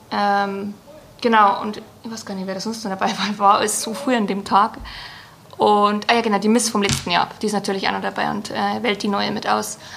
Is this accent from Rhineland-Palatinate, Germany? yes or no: no; Bavaria, Germany; ich bin da ganz gerade raus gewesen, habe von Anfang an gesagt, ich äh, bin aus Bayern, ich bin Jägerin und war immer ganz ehrlich zu dem Ganzen.